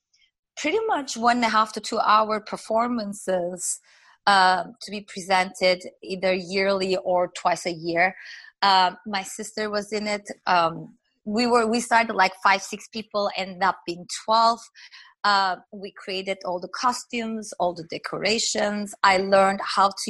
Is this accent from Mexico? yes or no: no; Turkey; English is a second language; moved away as an adult; now in United States; when I came here, I spoke French, I spoke Turkish, but I did not speak English.